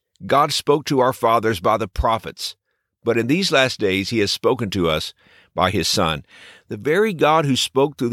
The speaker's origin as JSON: {"language": "English", "region": "Texas", "country": "United States", "tie": "born or raised there", "said": "when I was a boy growing up in Texas"}